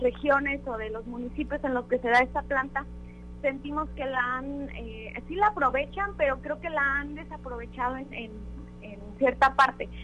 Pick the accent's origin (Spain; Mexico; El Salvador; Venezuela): Mexico; nos representa tanto como mexicanos